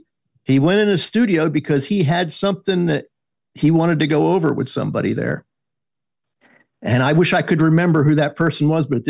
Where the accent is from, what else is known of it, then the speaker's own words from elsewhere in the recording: Atlantic City, New Jersey, United States; South Jersey. I just sound like I'm from Georgia.